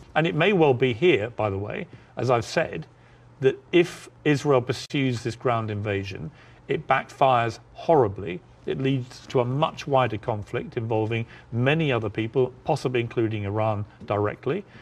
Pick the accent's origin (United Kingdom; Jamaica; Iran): United Kingdom; moved away as an adult; now in United States; my home country of the U K.